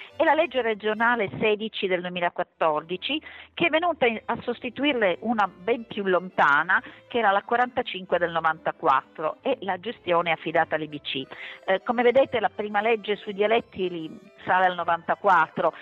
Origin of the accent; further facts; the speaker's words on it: Sicily, Italy; Addirittura io parlo della mia Sicilia